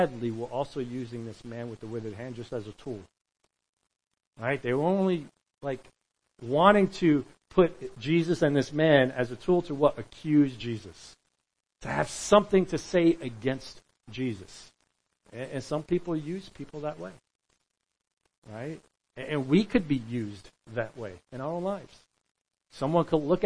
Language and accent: English; New York, United States; We're from New York